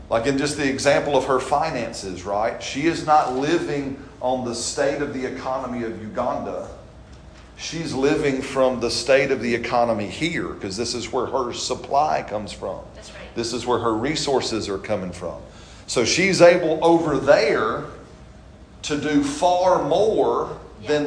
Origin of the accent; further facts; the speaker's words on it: British Columbia, Canada; moved away; I said, no, I'm from South British Colu